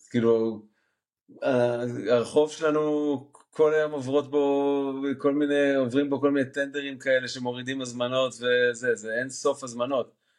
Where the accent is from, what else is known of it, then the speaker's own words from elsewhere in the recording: Jerusalem, Jerusalem District, Israel; moved away as an adult; now in Netherlands; אני גדלתי בשוק מחנה יהודה